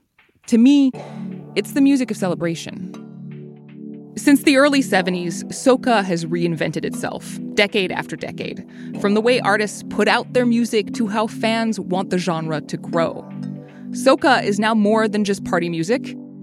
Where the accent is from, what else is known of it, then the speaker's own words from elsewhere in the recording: Canada; I'm Trinidadian. My dad is from there. But I didn't grow up there. I grew up in Canada.